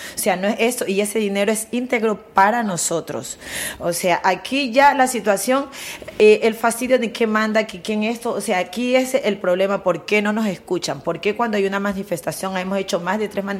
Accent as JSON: {"language": "Spanish", "country": "Colombia", "moved": "yes", "lives_now": "Spain", "said": "somos colombiana"}